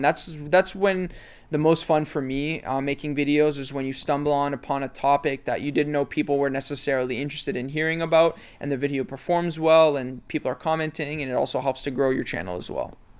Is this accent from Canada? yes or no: yes; Mississauga, Ontario, Canada; also born or lived in Toronto; for the vast majority of my life, I've lived in Mississauga.